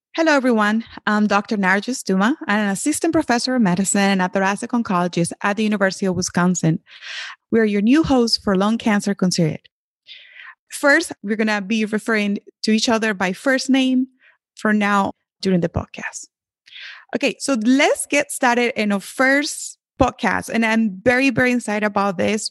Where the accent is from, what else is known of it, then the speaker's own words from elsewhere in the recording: Venezuela; moved away; I grew up in Venezuela, but my, my, my mom is Colombian and my father is Dominican